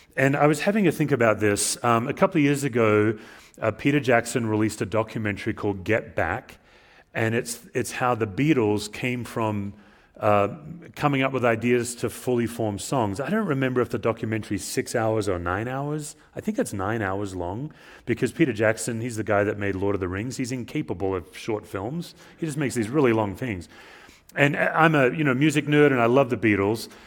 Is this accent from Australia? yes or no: yes; Australia; moved away as an adult; as an immigrant, as an Australian